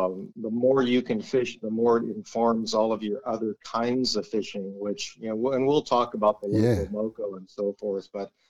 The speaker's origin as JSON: {"language": "English", "town": "Gardena", "region": "California", "country": "United States", "tie": "born or raised there", "said": "growing up in Gardena"}